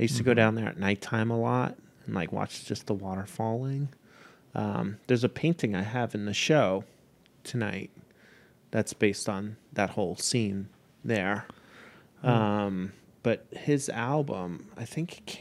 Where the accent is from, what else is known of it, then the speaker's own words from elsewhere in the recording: Long Island, New York, United States; the town I grew up in Long Island